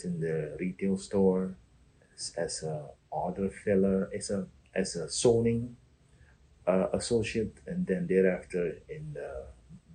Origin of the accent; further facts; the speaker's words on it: Suriname; moved away as an adult; now in United States; I came from Suriname, which is located in South America